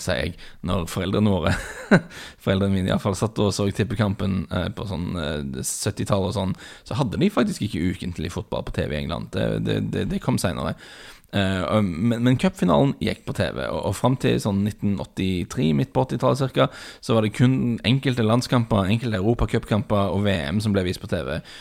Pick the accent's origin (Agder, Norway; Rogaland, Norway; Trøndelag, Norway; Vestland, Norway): Rogaland, Norway; Bryne; min, min, bakgrunn, for dere som ikke er klar over det, er at jeg vokste opp på Bryne.